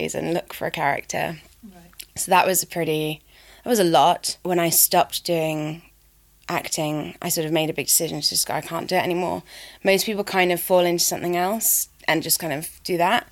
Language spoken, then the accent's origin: English; Reading, South East England, United Kingdom; moved away as an adult; also born or lived in Guildford / Balham, London / Forest Hill, London; now in London, United Kingdom; I was brought up outside London, so grew up in like near Reading